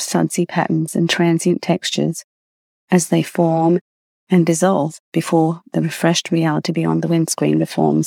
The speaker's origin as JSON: {"language": "English", "country": "Australia", "tie": "born or raised there", "moved": "yes", "lives_now": "Canada", "said": "When I was a child growing up in Australia"}